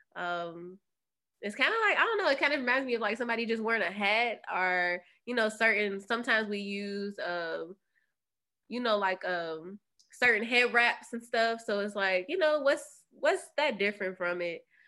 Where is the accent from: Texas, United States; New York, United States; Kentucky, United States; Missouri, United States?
Kentucky, United States; I'm from Kentucky.